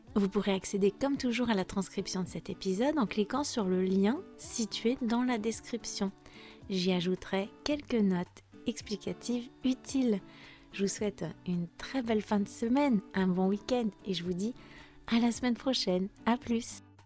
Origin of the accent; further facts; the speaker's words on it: France; je suis française